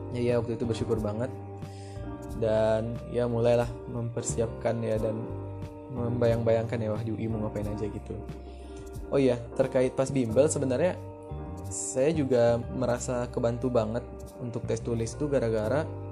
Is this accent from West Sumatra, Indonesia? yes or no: yes; Lubuk Basung, West Sumatra, Indonesia; accent: Minang; moved away as an adult; also born or lived in Jakarta; now in Depok, Indonesia; setelah saya ngerantau dari, dari kampung ya, dari Sumatera Barat, saya pun juga di Sumatera Baratnya bukan di Kota Padang gitu. Eh, nama daerah saya, Bubuk Basung